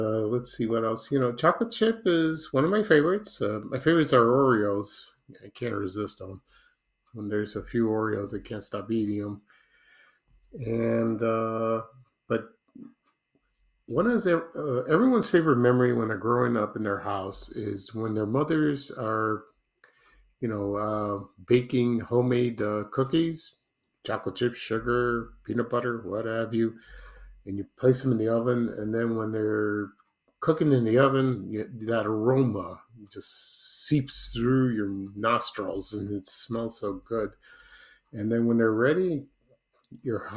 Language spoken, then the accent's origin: English; Chicago, Illinois, United States; I used to watch this these animated shorts when I was growing up in Chicago in the 1970s